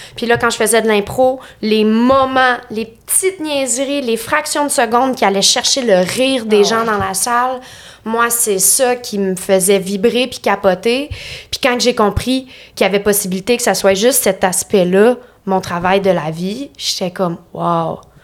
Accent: Lanaudière, Quebec, Canada; moved away as an adult; now in Montreal, Canada; je viens de Lanaudière. Genre euh, Repentigny, l'Assomption, Charlemagne

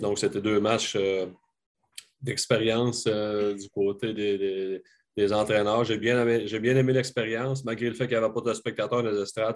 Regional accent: Sorel, Quebec, Canada; j'ai grandi à Sorel, puis j'ai joué pour les, les mariniers de, de, de, Sorel

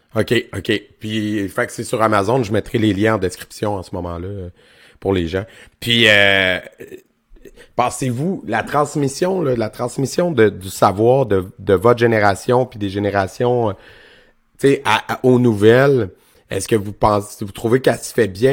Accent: Quebec, Canada; je viens de région aussi, je viens du centre du Québec

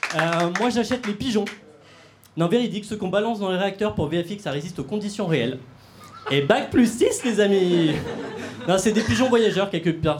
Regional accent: Grenoble, Auvergne-Rhône-Alpes, France; je viens de Grenoble.

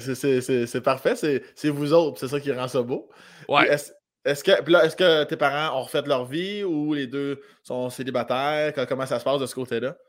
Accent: village near Saint-Agapit, Lotbinière, Quebec, Canada; moi, je viens de l'Orientation, qui est un village pas loin de Saint-Agapi, dans la région de Lobinière

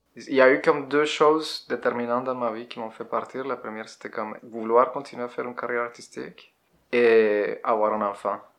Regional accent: Bogotá, Colombia; French is a second language; moved away as an adult; now in Quebec, Canada; Je viens de la Colombie. Je suis né en Colombie en euh, 82

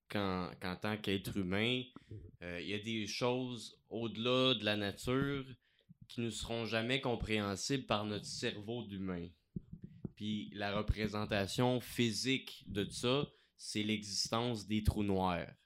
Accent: Gatineau, Quebec, Canada; moi, je viens de Gatineau.

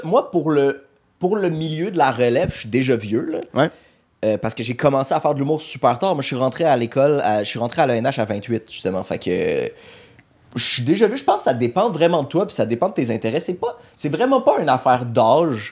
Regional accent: Montreal, Quebec, Canada; also born or lived in Laval; j'ai grandi, j'ai vécu tout le temps à Montréal

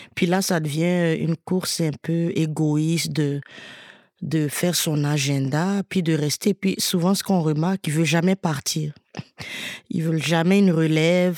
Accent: Côte d’Ivoire; je suis originaire de Côte d'Ivoire, j'écris souvent beaucoup de chansons sur mon pays, mes origines

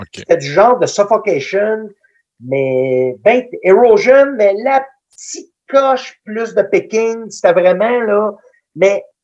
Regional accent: Danville, Quebec, Canada; il était venu chez nous, à Danville

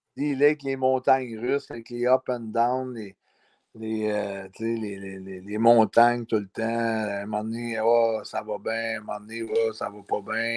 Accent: Canada; on est Canadien

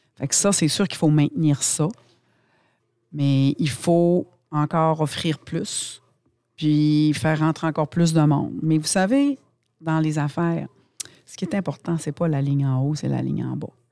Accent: Saguenay, Quebec, Canada; en tant que Québécois, en tant que Canadien, en tant que Saguenayen

